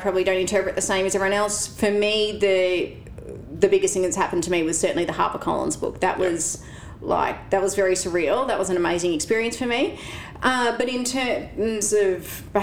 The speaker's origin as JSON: {"language": "English", "town": "Penshurst", "region": "Victoria", "country": "Australia", "tie": "born or raised there", "said": "I grew up in Penzurst, between Hamilton and Warrnambool."}